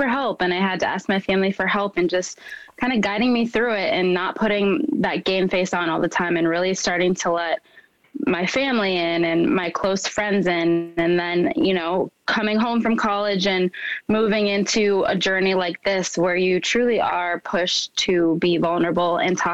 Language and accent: English; Minnesota, United States; growing up in Minnesota, I truly was the only person of color in a lot of my classrooms